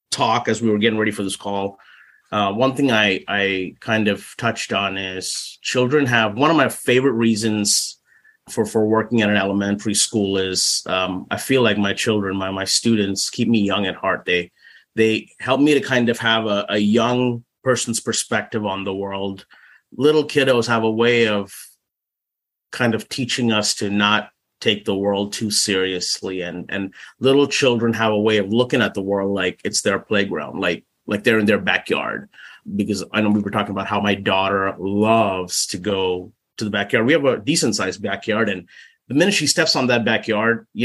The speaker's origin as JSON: {"language": "English", "town": "Mustang", "region": "Oklahoma", "country": "United States", "said": "um, I claim Mustang, Oklahoma as my hometown, even though I was not born here in Mustang. Um, I've I want to say Mustang, Oklahoma is where I've kind of put my feet down for uh, the longest period of, of my 40 years."}